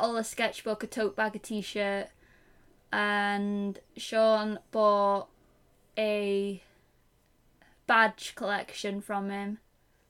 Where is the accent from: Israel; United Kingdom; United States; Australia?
United Kingdom; England; I'm English